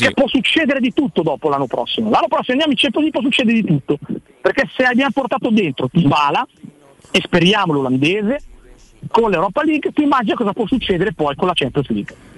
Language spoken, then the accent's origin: Italian; Tradate, Lombardy, Italy; del Tradate, che è il mio paese